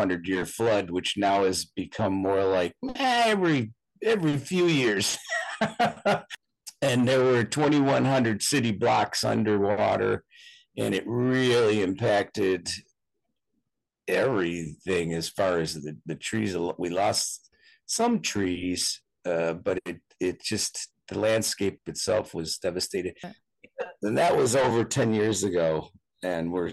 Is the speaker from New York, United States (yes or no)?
yes; Buffalo, New York, United States; now in Cedar Rapids, United States; I was raised in Buffalo, New York, which is more on the East Coast